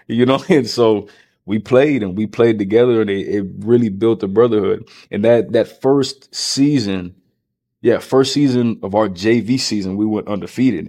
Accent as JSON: {"language": "English", "town": "Round Rock", "region": "Texas", "country": "United States", "tie": "born or raised there", "said": "I grew up here in Texas, here in Round Rock"}